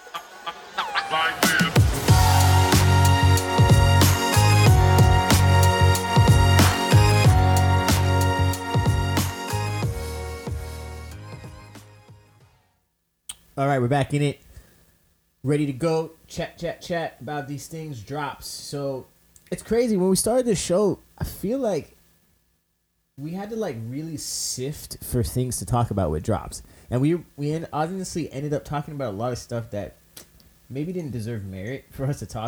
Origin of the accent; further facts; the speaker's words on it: United States; growing up in the States